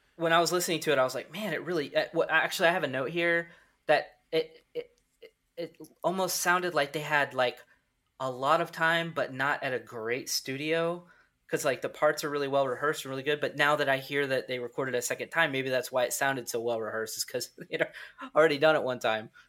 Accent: Midwest, United States; We're from the Midwest

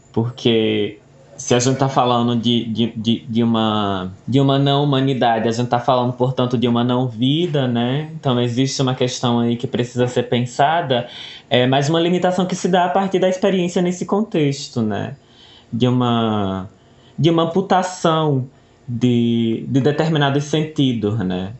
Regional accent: Cariri region, Ceará, Brazil; sou daqui da região do Cariri

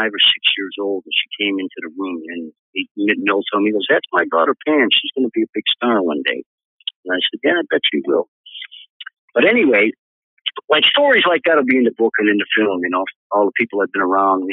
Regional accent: Chicago, Illinois, United States; moved away as an adult; Chicago's still my hometown, even though I don't live there. I consider Chicago my home.

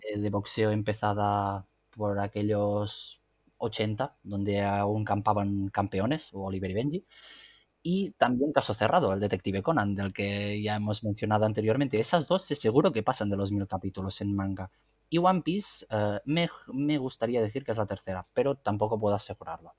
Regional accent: Catalonia, Spain; como catalán fan del anime mm, creciste con Dragon Ball

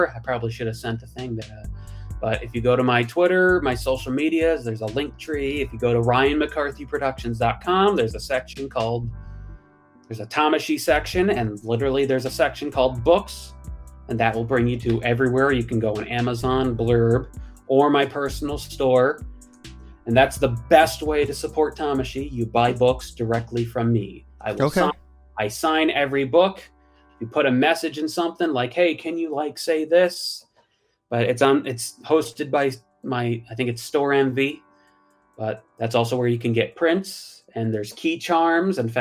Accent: Western Massachusetts, United States; moved away as an adult; now in California, United States; I'm from Western Mass, but in November I moved to California

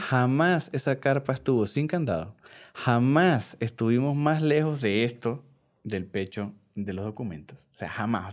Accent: Venezuela; Yo soy venezolano

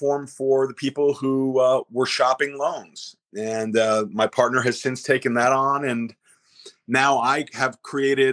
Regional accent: Pleasantville, New York, United States; I grew up in Westchester County, New York, in a wonderful town called Pleasantville

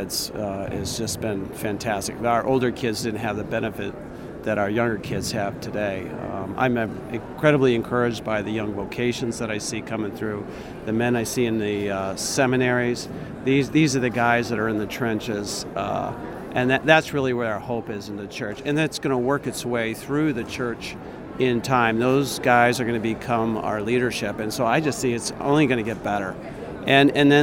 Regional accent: Pemberville, Ohio, United States; from Pemberville, Ohio

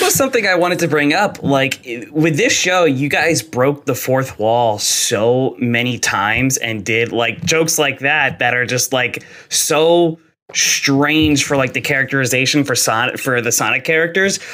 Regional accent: New Jersey, United States; I am also from New Jersey. I am from South oh, Jersey.

